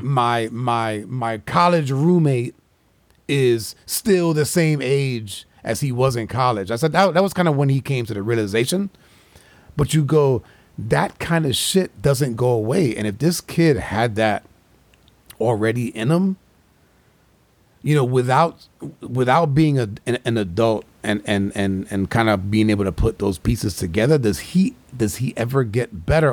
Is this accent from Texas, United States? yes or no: no; New York, United States; growing up in New York